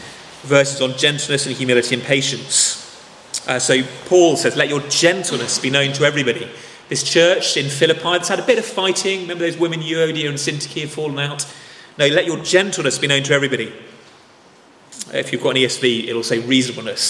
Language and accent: English; England, United Kingdom; we're English